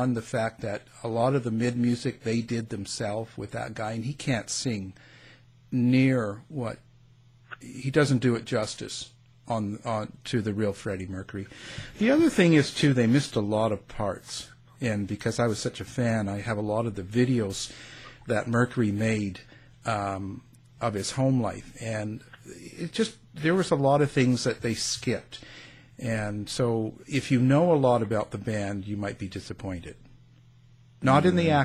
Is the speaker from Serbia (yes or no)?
no; Canada; accent: Canadian; my Canadian accent